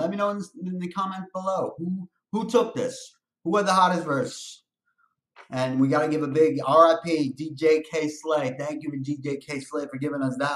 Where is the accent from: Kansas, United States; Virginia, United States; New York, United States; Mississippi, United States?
New York, United States; New York City; I'm from Brooklyn.